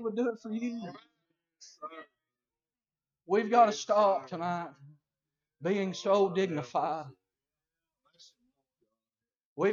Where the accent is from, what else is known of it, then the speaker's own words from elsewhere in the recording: Colmont, Tennessee, United States; I grew up in Colmont, Tennessee